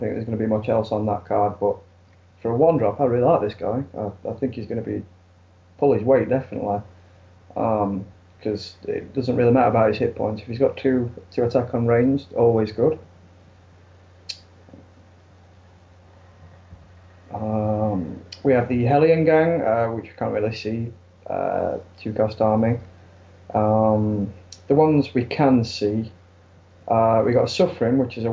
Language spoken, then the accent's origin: English; Sheffield, Yorkshire and the Humber, United Kingdom